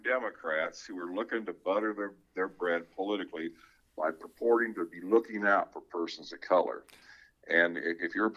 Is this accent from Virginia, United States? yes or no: no; West Des Moines, Iowa, United States; I grew up in Valley Junction area, West Des Moines, bilingual family.